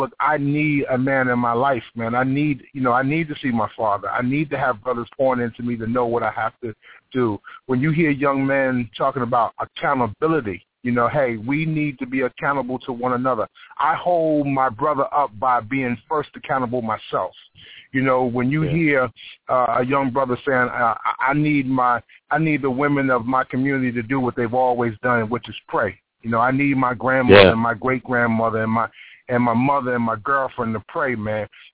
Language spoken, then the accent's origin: English; North Carolina, United States; I'm from North Carolina area